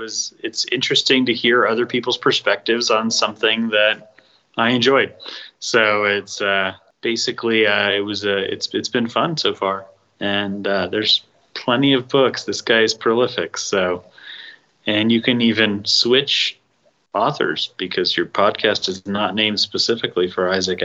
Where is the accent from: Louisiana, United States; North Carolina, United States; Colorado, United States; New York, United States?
Colorado, United States; Denver; I'm … from Denver.